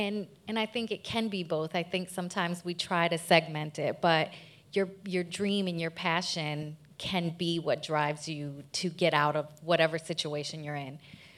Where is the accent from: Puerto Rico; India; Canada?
Puerto Rico; moved away; I'm also from Puerto Rico.